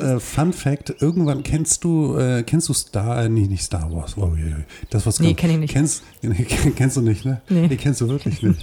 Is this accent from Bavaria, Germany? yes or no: no; Hohenlockstedt, Schleswig-Holstein, Germany; in Hohenlockstedt, wo ich herkomme